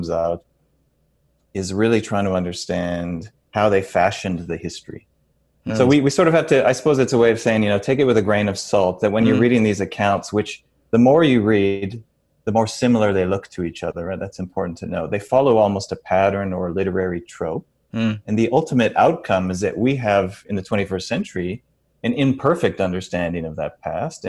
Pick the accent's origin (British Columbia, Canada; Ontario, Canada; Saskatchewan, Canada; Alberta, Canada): Alberta, Canada; Lethbridge; moved away as an adult; also born or lived in Scotland / England / New Zealand; now in Australia; I come from Southern Alberta. I'm born and raised in Lethbridge